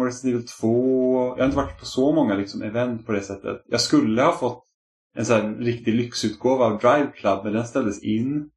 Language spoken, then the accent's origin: Swedish; Stockholm, Stockholm County, Sweden; jag var den enda från Stockholm.